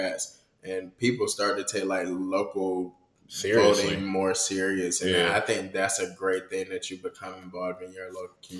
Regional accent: United States; I'm American

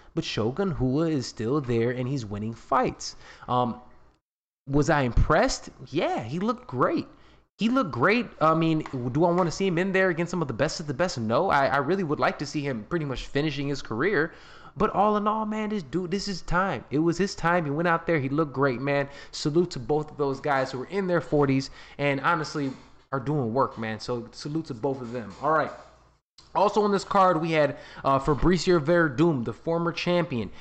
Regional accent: Chicago, Illinois, United States; I'm from Chicago

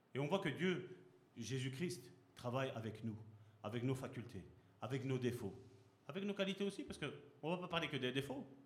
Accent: Belgium; also born or lived in Sicily (ancestry); je suis heureux d'être d'origine sicilienne, parce que je suis né ici en Belgique

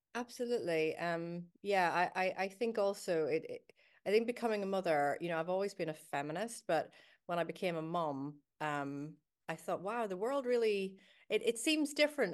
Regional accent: Belfast, Northern Ireland, United Kingdom; now in Glasgow, United Kingdom; I was growing up in Belfast during the Troubles

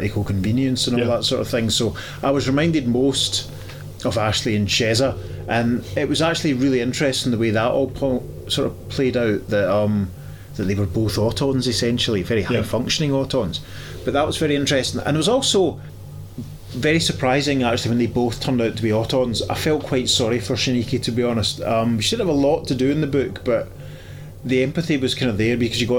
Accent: Paisley, Scotland, United Kingdom; Paisley Town Centre. You know, that's my hometown, that's from where I'm from originally

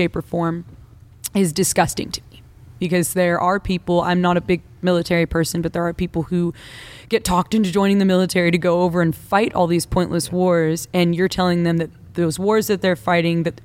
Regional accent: United States; I, as an American

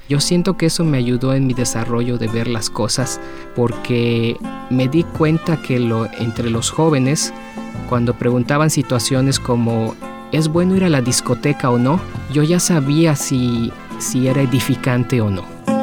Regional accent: Mexico; yo vengo de México

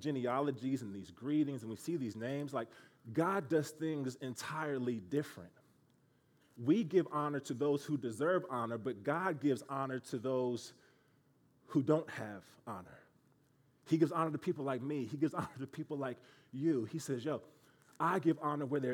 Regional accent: Kansas City, Missouri, United States; moved away; I am from Kansas City, Missouri. I grew up a Kansas City Royals fan.

